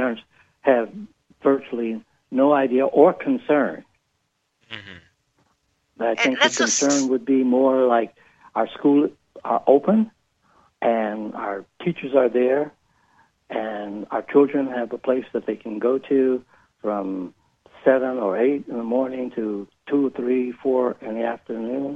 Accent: Detroit, Michigan, United States; moved away; I was born and raised in Detroit

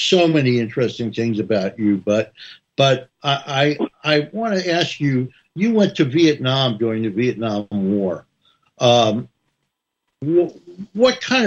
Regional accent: North New Jersey, United States; I grew up in a city. I grew up in North New Jersey

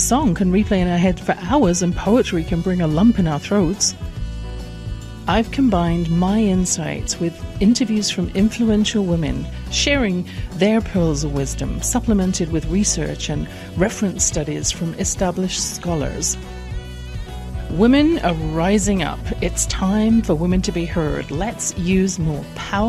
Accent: England, United Kingdom; I grew up in England in a house

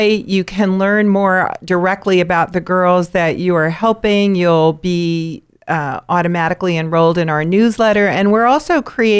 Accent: New York, United States; growing up in New York with my family

